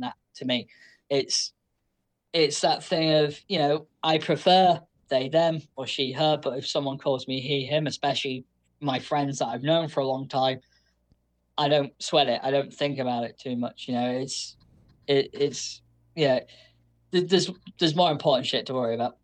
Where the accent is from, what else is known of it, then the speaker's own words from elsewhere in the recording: United Kingdom; I am British